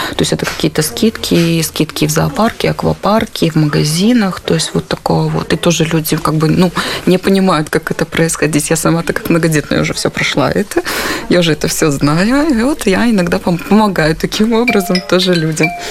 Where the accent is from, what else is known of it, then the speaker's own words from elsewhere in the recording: Belarus; moved away as an adult; now in Warsaw, Poland; я из Беларуси убежала в 2021 году